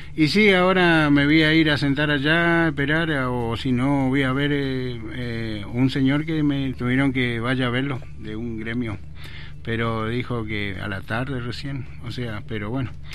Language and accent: Spanish; Presidencia Roque Sáenz Peña, Chaco, Argentina; moved away as an adult; soy de Roque Sáenz Peña